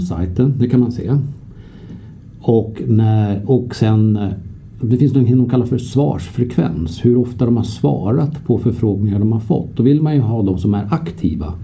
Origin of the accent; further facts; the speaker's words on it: Sweden; vi som svenskar